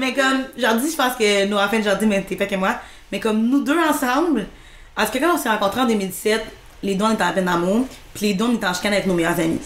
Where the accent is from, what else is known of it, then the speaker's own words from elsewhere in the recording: Rivière-du-Loup, Quebec, Canada; moved away as an adult; je suis partie à 18 ans de Rivière-du-Loup